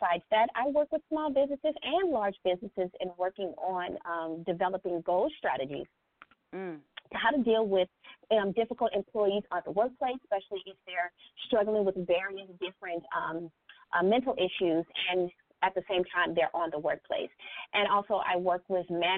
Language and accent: English; Los Angeles, California, United States; I hail from Los Angeles, California.